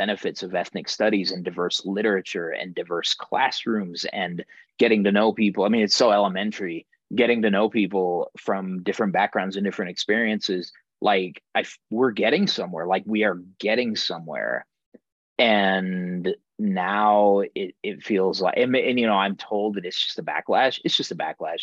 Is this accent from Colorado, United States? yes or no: yes; Denver, Colorado, United States; as a Chicano growing up in Denver's East Side